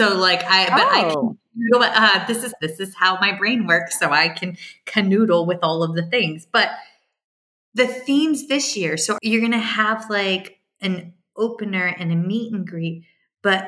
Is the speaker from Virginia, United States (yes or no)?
yes; outside Fredericksburg, Virginia, United States; I'm from Virginia. I grew up outside of Fredericksburg.